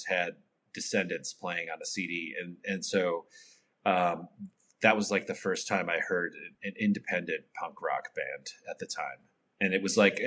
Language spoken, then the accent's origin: English; Milwaukee, Wisconsin, United States; I grew up in Milwaukee